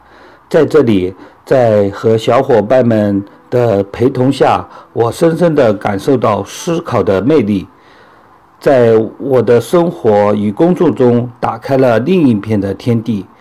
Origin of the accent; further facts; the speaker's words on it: Huzhou, Zhejiang, China; 大家好，我是来自浙江湖州的